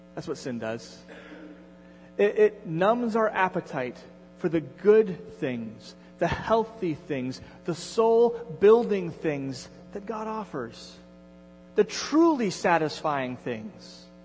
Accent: Endicott, New York, United States; moved away; It, it, had been 15 years since I had been back to Endicott

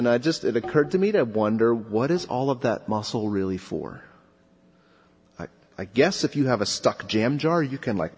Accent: Southern California, United States; I grew up in Southern California

